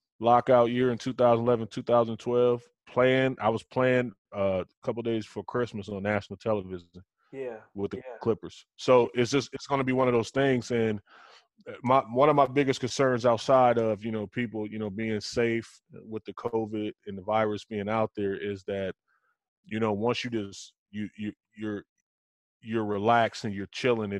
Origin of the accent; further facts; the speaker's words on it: Racine, Wisconsin, United States; I grew up in Racine, Wisconsin